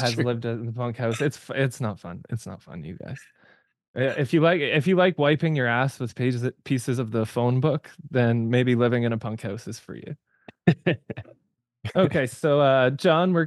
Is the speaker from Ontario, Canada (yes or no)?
no; Kamloops, British Columbia, Canada; growing up in Kamloops here in the punk scene